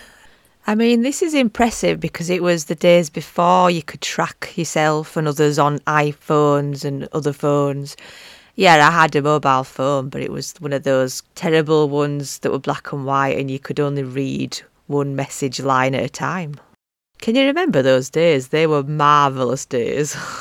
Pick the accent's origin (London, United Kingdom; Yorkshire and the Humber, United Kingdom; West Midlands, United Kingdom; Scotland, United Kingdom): Yorkshire and the Humber, United Kingdom; accent: Yorkshire; my Yorkshire accent